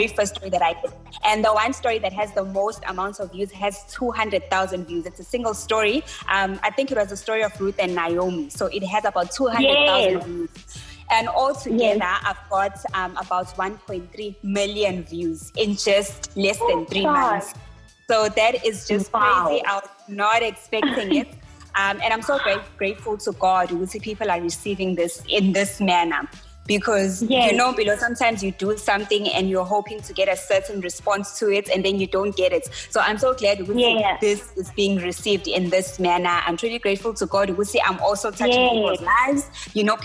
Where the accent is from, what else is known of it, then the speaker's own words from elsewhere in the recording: Durban, KwaZulu-Natal, South Africa; I was born and bred in Durban